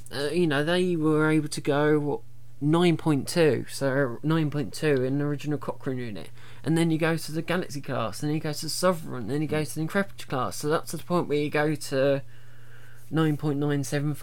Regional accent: England, United Kingdom; we're English

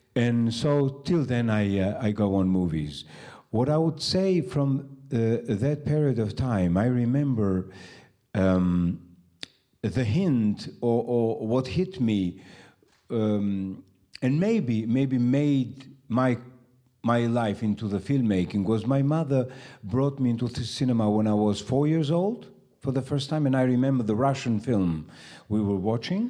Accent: Tirana, Tirana County, Albania; I was born in Tirana and I uh, still live there. I never left the country.

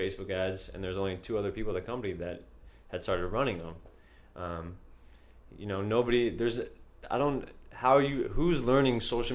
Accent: the suburbs of Virginia, United States; moved away as an adult; now in New York, United States; I'm from the suburbs of Virginia

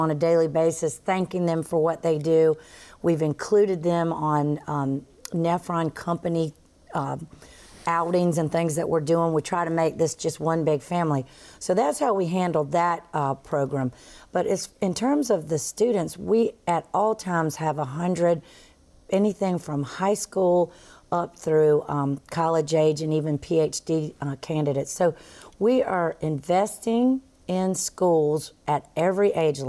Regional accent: the South, United States; accent: Southern; also born or lived in Florida; I do have a Southern accent, but I'm always accused of being a New Yorker somewhere in there

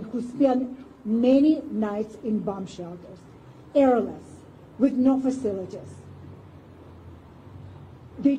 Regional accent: Kyiv, Ukraine; now in United States; I was born in Kiev, Ukraine. I came as a refugee here at the United States in 1989.

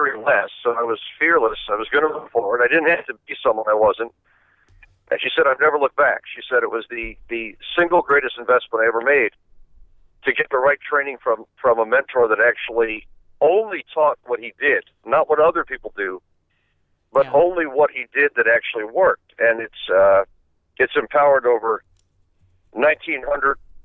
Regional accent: Miami Beach, Florida, United States; I'm from Miami Beach.

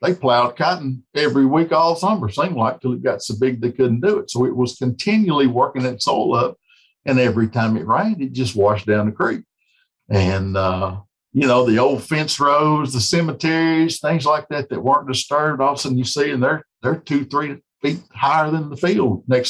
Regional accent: West Tennessee, United States; growing up in West Tennessee

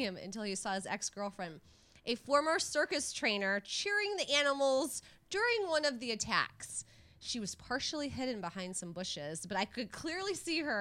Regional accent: Michigan, United States; my home state of Michigan

